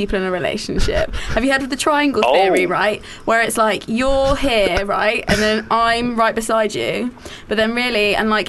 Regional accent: Coventry, West Midlands, United Kingdom; I'm from Coventry

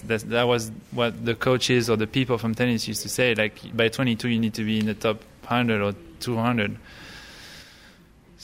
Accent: United States; not many French players knew me at the time because I grew up in the States. So when I went there, I actually did pretty well because I was a new guy, French, but not really.

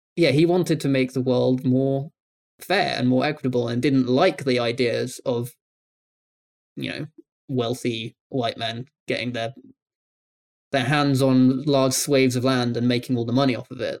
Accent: United Kingdom; I'm British.

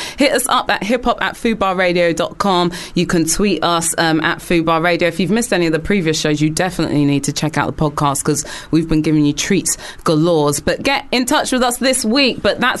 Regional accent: United Kingdom; it's very easy as us as British people to like bitch and moan and complain

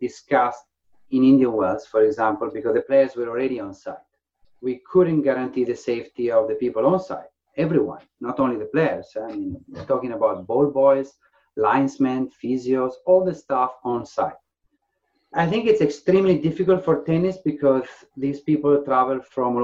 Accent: Faenza, Emilia-Romagna, Italy; moved away as an adult; also born or lived in Ravenna; now in England, United Kingdom; my hometown, in Faenza, a very small town. So I grew up in a house full of tennis rackets.

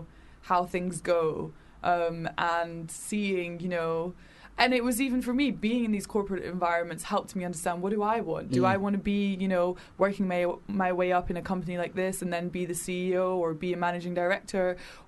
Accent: Edinburgh, Scotland, United Kingdom; now in London, United Kingdom; I'm not from London, so I grew up in Edinburgh. Well, I moved around a lot, but I went to high school in Edinburgh.

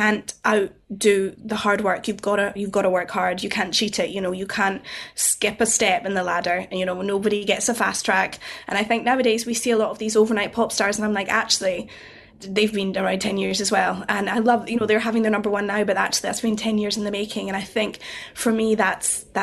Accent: Scotland, United Kingdom; I'm Scottish

